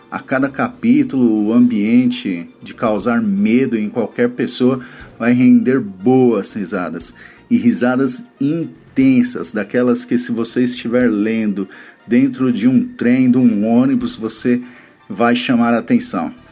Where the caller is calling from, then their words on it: São Paulo, Brazil; Aqui quem fala é … sou aqui de São Paulo, um grande ouvinte de todo o conteúdo do portal BTcast.